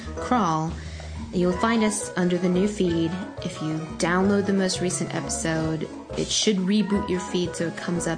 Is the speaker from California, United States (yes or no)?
yes; Pasadena, California, United States; my hometown of Pasadena